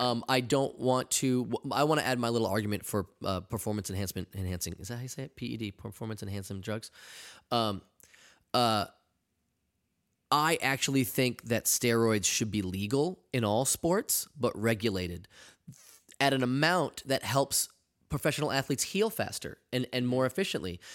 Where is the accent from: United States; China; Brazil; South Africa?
United States; New England; I'm from New England